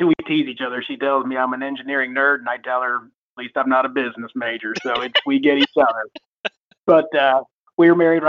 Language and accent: English; Dublin, Ohio, United States; moved away as an adult; also born or lived in Ann Arbor, Michigan; now in Kentucky, United States; I was born or raised, rather, most of my life in Ohio. My parents moved me to Columbus, Ohio at age four, where I lived in Dublin, Ohio, which at that time was still fairly small and rural area.